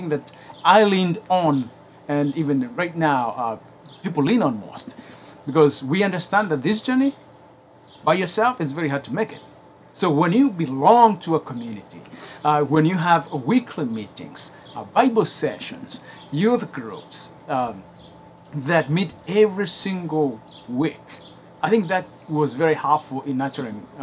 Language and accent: English; Kenya; English is a second language; now in United States; I grew up in Kenya